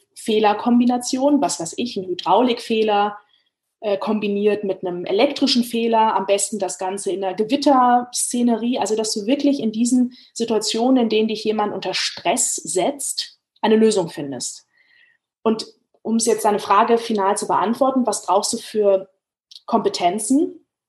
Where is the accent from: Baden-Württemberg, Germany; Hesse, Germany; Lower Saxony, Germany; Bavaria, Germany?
Hesse, Germany; Frankfurt am Main; ich bin in der Stadt groß geworden, in der der größte deutsche Flughafen lokalisiert ist, ne, Frankfurt am Main. Also ich bin gebürtige Frankfurterin